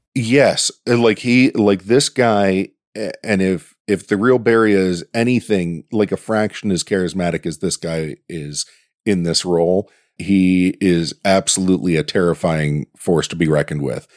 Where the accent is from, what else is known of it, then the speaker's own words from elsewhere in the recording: Pittsburgh, Pennsylvania, United States; accent: Yinzer; my hometown